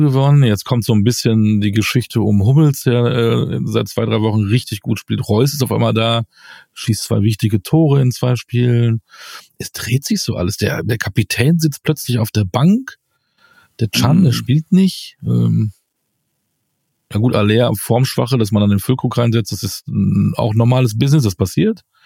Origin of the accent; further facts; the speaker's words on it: Münster, North Rhine-Westphalia, Germany; moved away; In meiner Heimatstadt. Ich fahre nach Münster